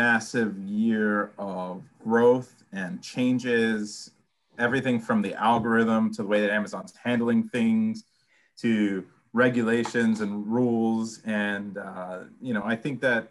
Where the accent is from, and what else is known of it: United States